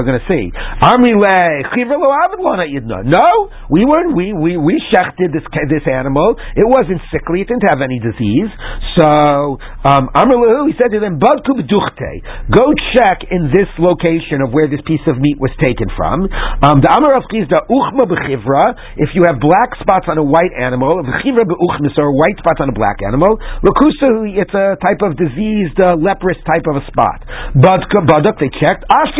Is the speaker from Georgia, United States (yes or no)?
no; Washington, District of Columbia, United States; was growing up in Washington, D.C., 30 years ago, we had a problem like that with a restaurant.